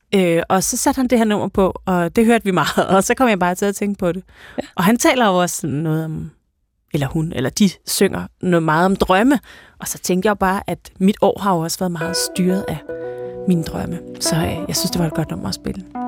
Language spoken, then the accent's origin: Danish; Denmark; vi er danskere